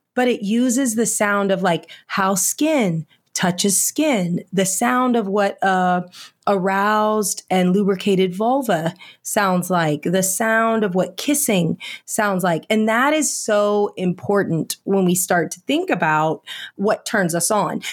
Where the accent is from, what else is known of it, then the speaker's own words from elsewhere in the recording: Indiana, United States; I was raised in Indiana